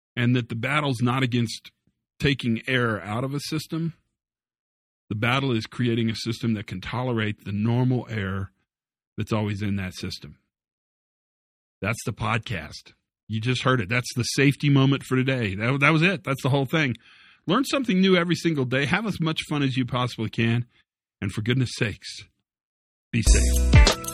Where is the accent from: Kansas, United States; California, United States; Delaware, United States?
Kansas, United States; Western; I grew up in Western Kansas.